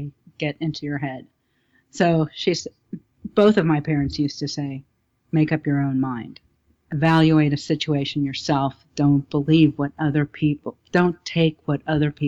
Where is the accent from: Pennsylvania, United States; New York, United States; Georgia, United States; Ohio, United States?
Ohio, United States; Cincinnati; also born or lived in California; I was born in Cincinnati, Ohio.